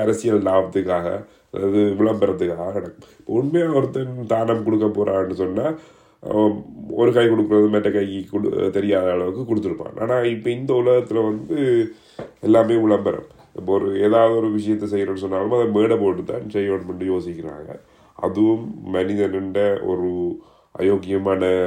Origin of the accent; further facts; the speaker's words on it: Jaffna, Northern Province, Sri Lanka; நான் யாழ்ப்பாணத்தை சேர்ந்தவன்